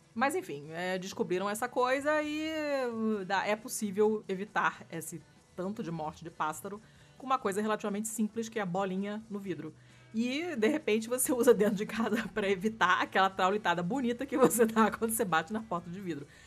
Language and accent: Portuguese; Rio de Janeiro, Brazil; o apartamento onde eu cresci, no Rio, que era o décimo andar